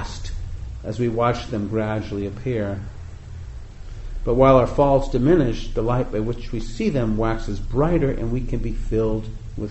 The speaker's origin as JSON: {"language": "English", "region": "New England", "country": "United States", "tie": "born or raised there", "said": "growing up in the East Coast in New England"}